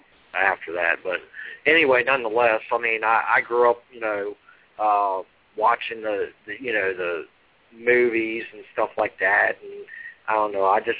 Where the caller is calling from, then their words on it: Virginia, United States; I'm calling from Virginia.